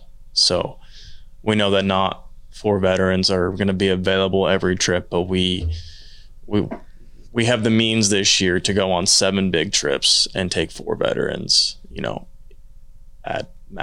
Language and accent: English; Midwest, United States; Growing up in the Midwest, right?